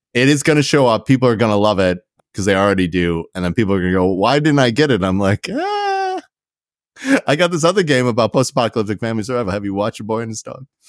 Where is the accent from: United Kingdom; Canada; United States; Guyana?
Canada; I'm Canadian.